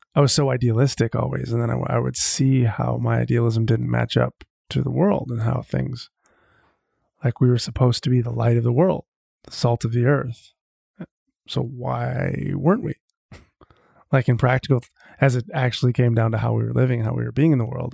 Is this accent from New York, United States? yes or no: no; Marshfield, Wisconsin, United States; I grew up in Wisconsin, central Wisconsin, a little tiny town called Marshfield